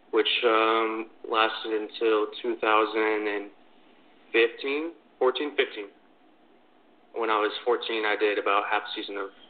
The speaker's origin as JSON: {"language": "English", "town": "New Braunfels", "region": "Texas", "country": "United States", "tie": "born or raised there", "said": "I started karting when I was about 10, I think, in my hometown of New Braunfels, Texas."}